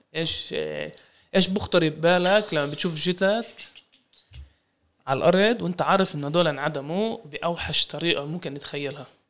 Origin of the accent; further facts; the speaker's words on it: Palestine; إحنا كفلسطينيين